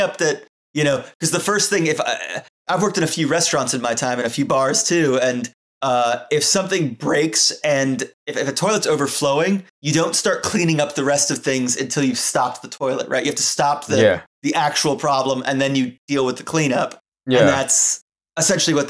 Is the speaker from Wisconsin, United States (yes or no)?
no; Florida, United States; I'm from Florida